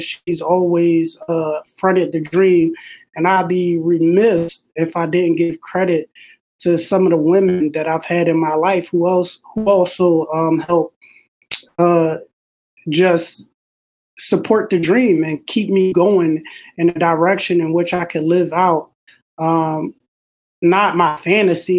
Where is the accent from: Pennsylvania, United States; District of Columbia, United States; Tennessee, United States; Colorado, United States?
Pennsylvania, United States; Philadelphia; I'm a kid from Philly, West Oak Lane, born and raised